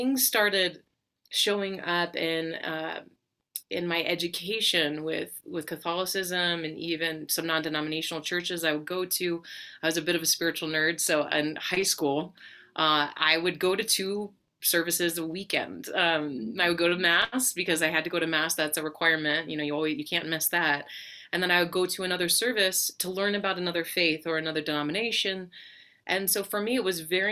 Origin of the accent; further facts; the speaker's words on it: Colorado, United States; I grew up in Colorado